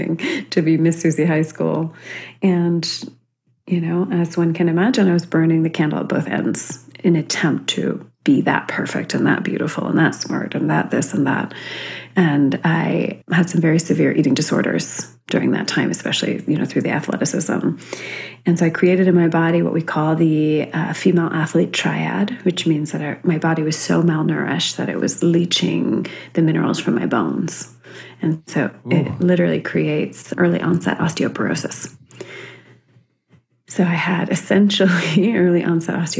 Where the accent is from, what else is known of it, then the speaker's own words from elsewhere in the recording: Central California, United States; I was growing up in Central California, very conservative area